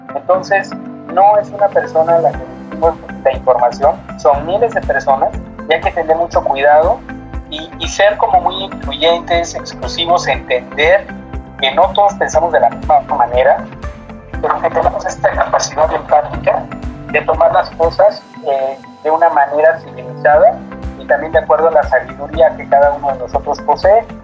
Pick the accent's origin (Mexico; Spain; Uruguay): Mexico; nuestros derechos como ciudadanos mexicanos